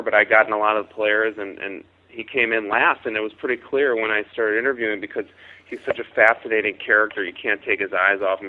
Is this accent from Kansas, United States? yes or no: no; Chicago, Illinois, United States; I was a serious hockey player growing up in Chicago